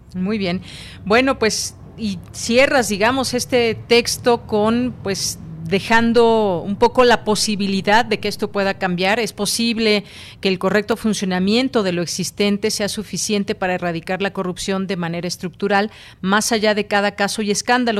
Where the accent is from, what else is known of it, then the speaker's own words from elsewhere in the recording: Mexico; como mexicanos